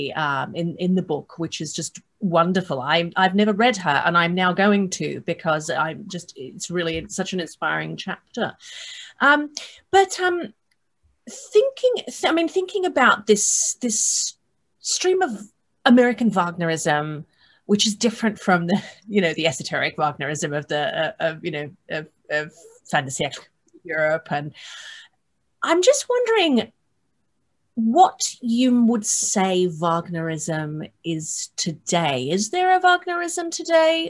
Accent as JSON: {"language": "English", "country": "Australia", "moved": "yes", "said": "I'm originally from Australia"}